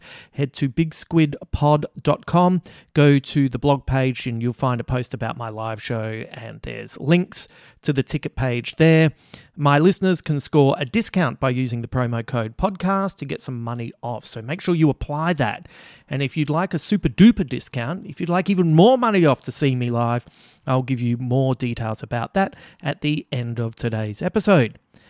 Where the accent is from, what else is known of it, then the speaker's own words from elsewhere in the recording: Adelaide, South Australia, Australia; This podcast was recorded in my hometown of Adelaide, South Australia